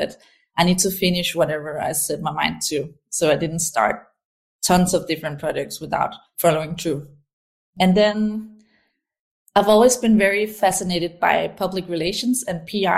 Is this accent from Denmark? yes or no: yes; Aarhus, Central Denmark Region, Denmark; I grew up in a city called Aarhus in Denmark. It's the second biggest city here